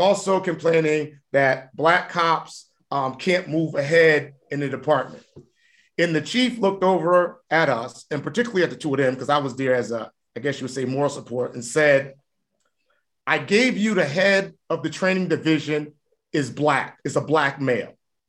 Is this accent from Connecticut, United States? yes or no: yes; New Haven, Connecticut, United States; And I'm we from New Haven. We know how to get gully. We know how to be raw.